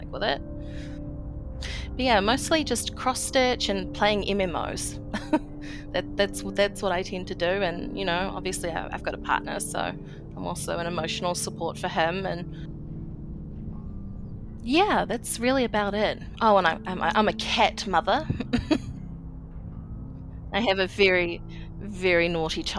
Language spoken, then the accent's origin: English; New Zealand; I'm 29 and from New Zealand